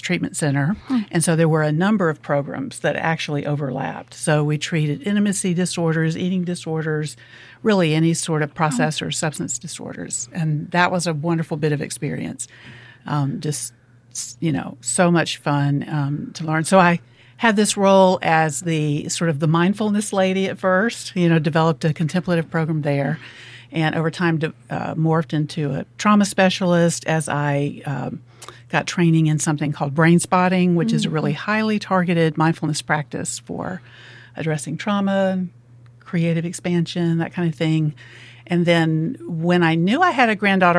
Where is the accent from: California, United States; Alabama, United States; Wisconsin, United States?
Alabama, United States; moved away as an adult; also born or lived in Memphis, Tennessee; now in Oxford, United States; I'm originally from Alabama, went to college in Memphis, ended up in Tennessee until moving down here